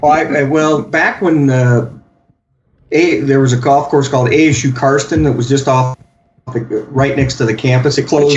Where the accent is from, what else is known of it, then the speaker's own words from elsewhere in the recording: Arizona, United States; when I grew up in Arizona